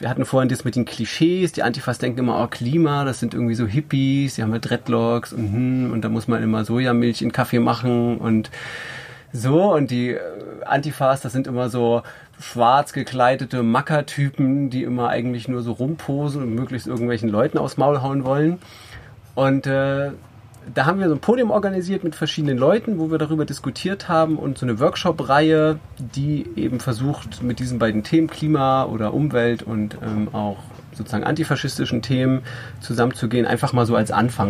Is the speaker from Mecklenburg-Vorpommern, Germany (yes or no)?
yes; Rügen, Mecklenburg-Vorpommern, Germany; Ich bin auf Rügen aufgewachsen